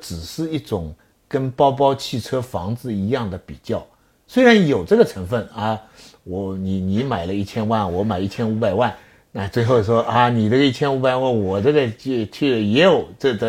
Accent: China; 那今天也还是我们中国人，我们希望我们的子孙跟妈妈一样聪明

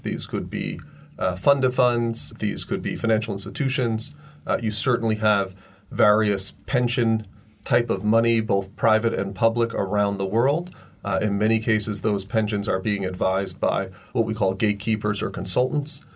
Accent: United States; now in China; I'm now in my 25th year since first moving to China. And, you know, I'm, I'm an American

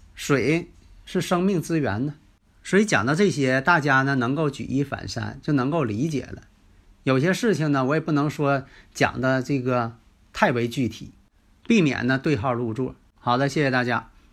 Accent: Northeast China, China; accent: Northeastern (Dongbei); 其实呢，我这个东北口音呢，还真挺喜欢了

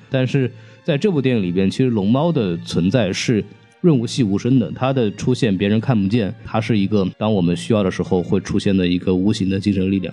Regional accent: Jiangnan, China; 我老家是那个南方的嘛，然后江南的下田的那个景象

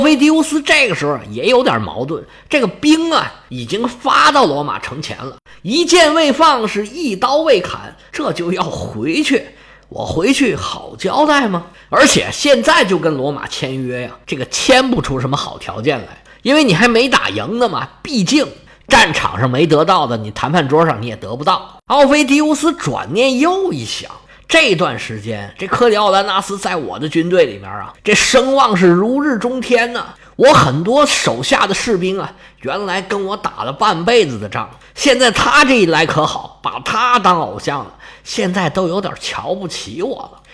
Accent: China; 我们中国人

